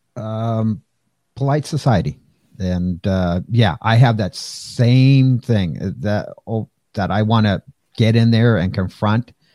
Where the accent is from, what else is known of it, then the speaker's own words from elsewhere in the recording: Pasadena, California, United States; grew up in Pasadena